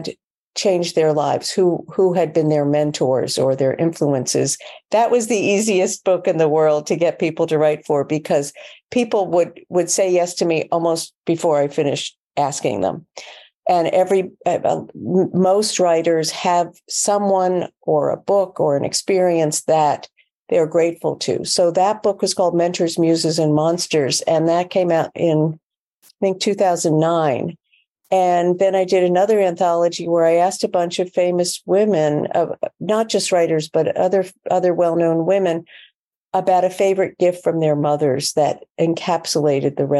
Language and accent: English; New York City, New York, United States; I'm a New Yorker